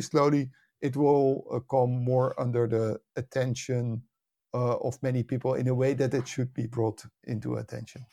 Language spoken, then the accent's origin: English; Netherlands; also born or lived in United States; I was born and raised in the Netherlands, and, uh, spent most of my life here